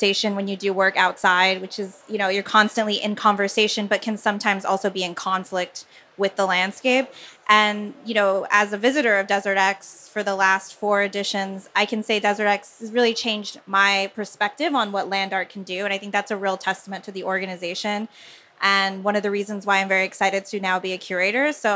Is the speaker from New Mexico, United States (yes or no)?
yes; Albuquerque, New Mexico, United States; I'm from Albuquerque, New Mexico, and my personal experience has very much been informed by living in the desert, being from the desert